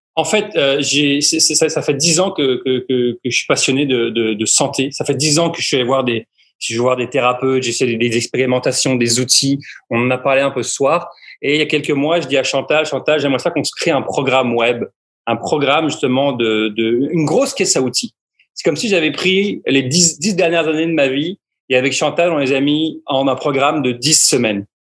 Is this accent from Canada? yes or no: no; France; en, tant que Français